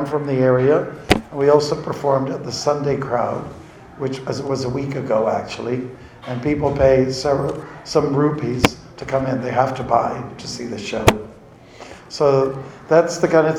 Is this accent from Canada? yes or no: yes; Canada; I'm from Canada